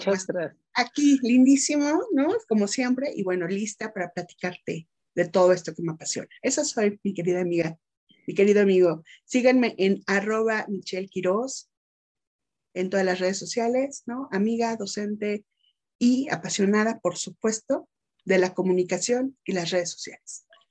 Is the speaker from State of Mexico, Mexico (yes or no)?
yes; State of Mexico, Mexico; also born or lived in Metepec; soy orgullosamente mexicana por parte de provincia, soy mexiquense, radico en un municipio mágico, ¿no? Que es Metepec